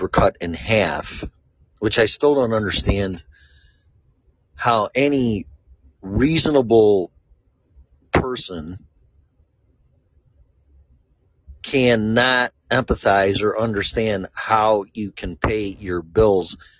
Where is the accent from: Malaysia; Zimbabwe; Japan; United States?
United States; Chicago, Illinois; also born or lived in Florida; now in Colorado, United States; I'm from Chicago